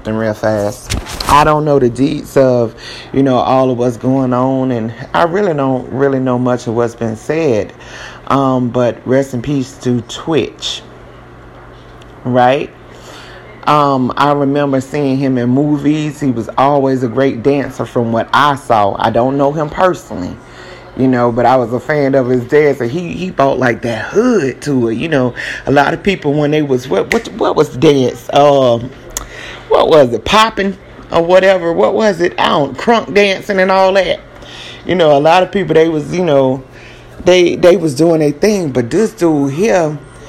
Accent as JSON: {"language": "English", "region": "South Carolina", "country": "United States", "moved": "yes", "lives_now": "Texas, United States", "said": "I'm from South Carolina. South Carolina is hot, especially during the summertime. Move to Texas"}